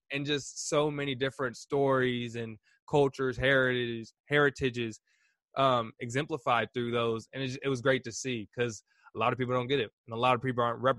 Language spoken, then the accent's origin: English; Indianapolis, Indiana, United States; I'm from Indianapolis. I'm from the Midwest. I don't know my African heritage.